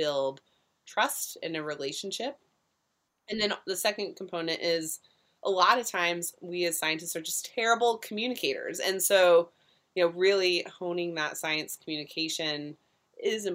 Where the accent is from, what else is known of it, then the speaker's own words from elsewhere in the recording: Orange County, California, United States; moved away as an adult; I was also coming from Orange County, California, kind of looking to burst out of the orange curtain, as they call it sometimes, in this bubble world